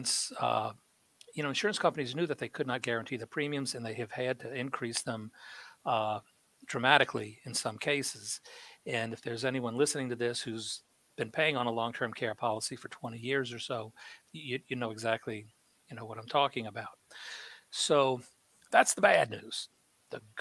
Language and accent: English; New Orleans, Louisiana, United States; when I was growing up in New Orleans, when I was a little kid